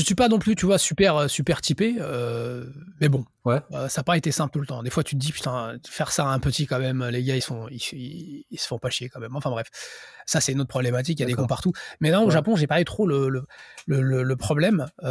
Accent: France; moved away as an adult; now in Japan; je suis français

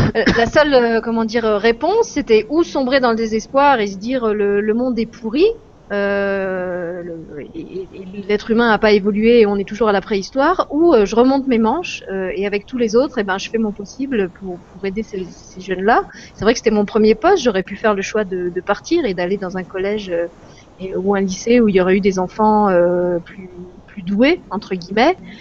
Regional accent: France; en tant que française, euh, j'avais la chance de grandir dans, un pays libre

